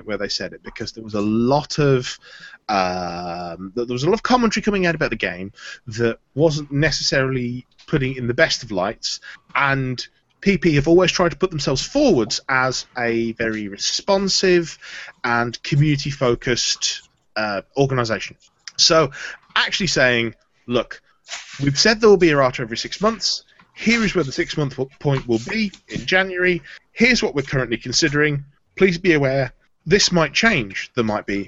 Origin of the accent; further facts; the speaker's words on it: Bolton, North West England, United Kingdom; I was born in Bolton